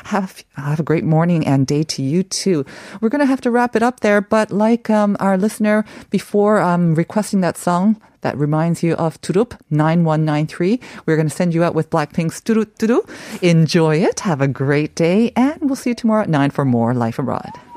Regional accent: Canada; when I was growing up in Canada

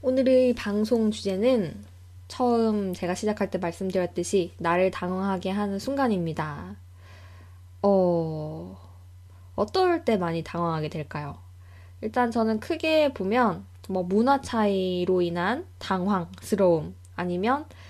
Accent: South Korea; moved away as an adult; now in New Zealand; 나는 뭐 한국에서 왔고

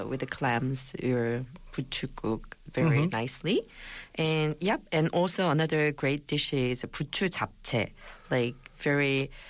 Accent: Gangwon, South Korea; English is a second language; So, like, because we eat a lot of gamja, so people used to call Gangwon province people as gamja bao.

